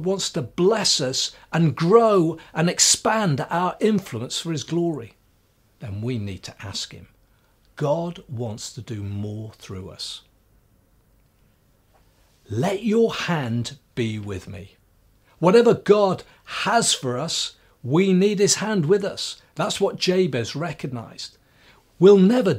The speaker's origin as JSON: {"language": "English", "town": "Swansea", "region": "Wales", "country": "United Kingdom", "tie": "born or raised there", "said": "growing up in Swansea, at the bottom of our road was the Bible College of Wales"}